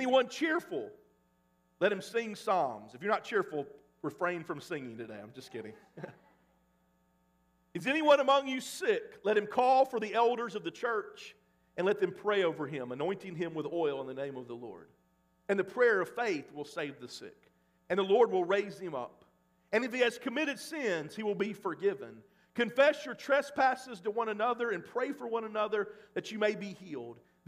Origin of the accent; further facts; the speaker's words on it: Mississippi, United States; now in Oklahoma, United States; growing up in Mississippi